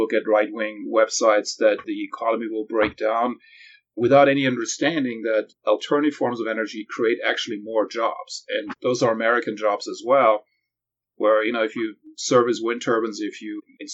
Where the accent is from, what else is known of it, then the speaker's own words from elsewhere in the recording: Germany; moved away as an adult; now in California, United States; I grew up in Europe